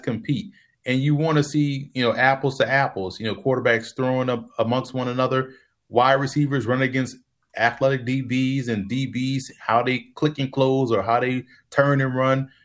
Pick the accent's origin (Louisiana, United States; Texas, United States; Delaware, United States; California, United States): Louisiana, United States; New Orleans; Growing up in New Orleans